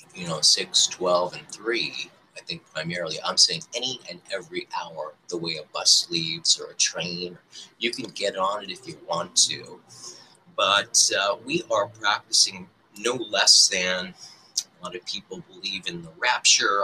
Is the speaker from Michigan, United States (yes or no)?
yes; Detroit, Michigan, United States; I was born in the Holy Land of Detroit, Michigan